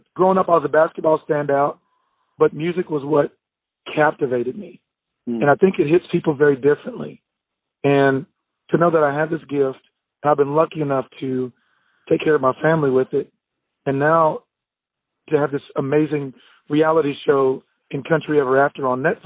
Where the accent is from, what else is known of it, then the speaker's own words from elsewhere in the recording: Bangs, Texas, United States; I grew up in Bangs, Texas, small town of 1,100 people, and it's central Texas.